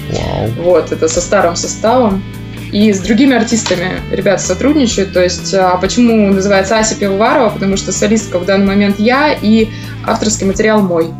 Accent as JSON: {"language": "Russian", "town": "Angarsk", "region": "Irkutsk Oblast", "country": "Russia", "tie": "born or raised there", "also_born_or_lived": "Novosibirsk", "moved": "yes", "lives_now": "Moscow, Russia", "said": "я, например, родилась в городе Ангарске"}